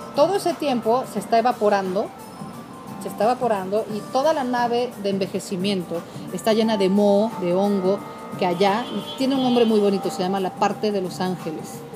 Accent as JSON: {"language": "Spanish", "country": "Mexico", "said": "yo soy mexicana"}